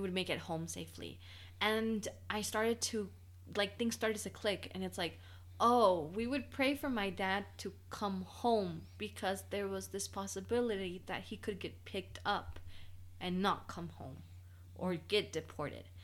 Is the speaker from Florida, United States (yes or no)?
yes; Bradenton, Florida, United States; also born or lived in Pijijiapan, Chiapas, Mexico / Arcadia, Florida; now in Mexico; I was raised in Florida, super close to Georgia